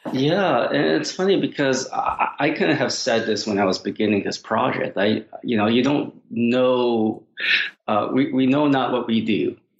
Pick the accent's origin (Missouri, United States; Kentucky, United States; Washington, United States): Washington, United States; Seattle; a Chinese American kid growing up in Seattle